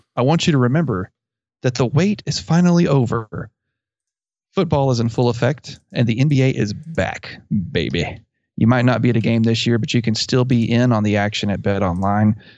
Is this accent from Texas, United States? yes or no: yes; Abilene, Texas, United States; I grew up near Abilene, and there's a little town south of Abilene called Buffalo Gap